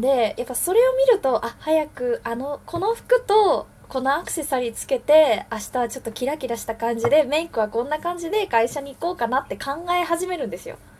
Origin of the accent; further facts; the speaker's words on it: Wakayama, Japan; now in Tokyo, Japan; 和歌山出身の私なんですが